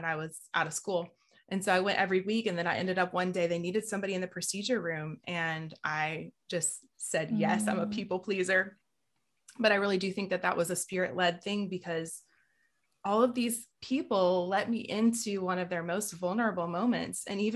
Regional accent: Southeast Georgia, United States; I grew up in Southeast Georgia, where pretty much everybody's evangelical

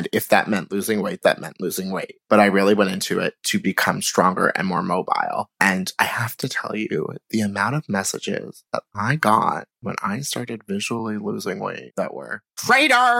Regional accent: Cold Spring Harbor, New York, United States; Grew up on Long Island.

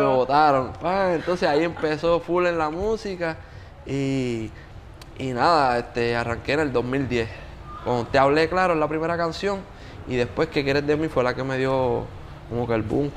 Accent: Yauco, Puerto Rico; moved away; also born or lived in Bayamón; yo soy de Yauco

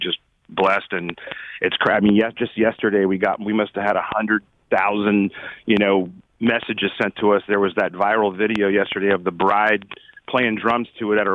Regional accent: Anaheim, California, United States; We were very just middle class dudes that grew up in Anaheim, which is not the, you know, is not the fancy part of Orange County

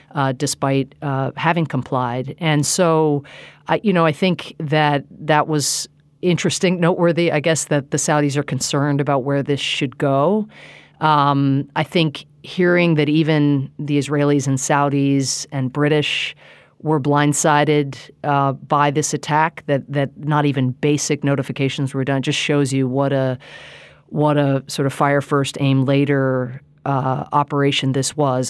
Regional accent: United States; as an American

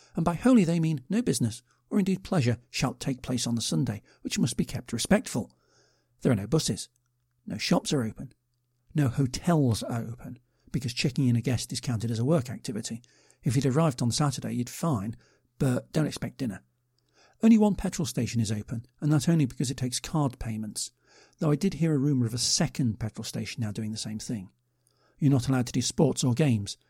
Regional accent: United Kingdom; I'm British

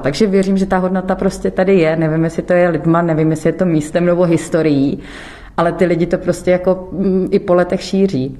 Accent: Zlín, Zlín Region, Czechia; Jsme malé město, jsme Moraváci, takže jsme takový, řekla bych, přátelští

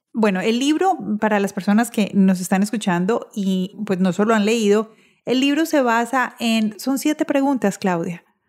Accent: Colombia; moved away; los que estamos en Colombia, los colombianos, así vivamos en el exterior

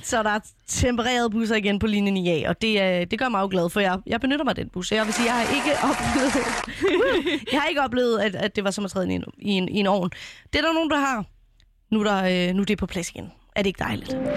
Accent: Copenhagen, Capital Region of Denmark, Denmark; kommer fra min hjemby, Vandløse

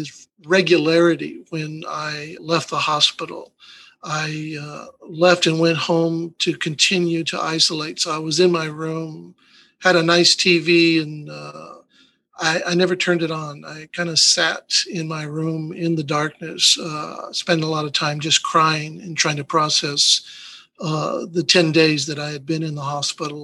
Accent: El Paso, Texas, United States; moved away as an adult; now in Hidalgo County, United States; I grew up in El Paso

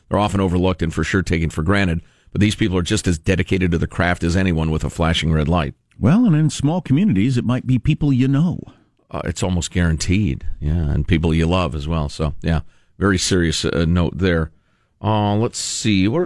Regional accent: Chicago, Illinois, United States; I, I grew up in Chicago. Black people said it all the time.

